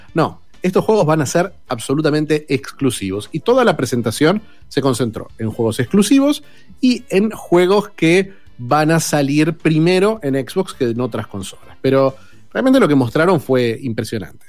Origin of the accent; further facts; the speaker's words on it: Argentina; como todo argentino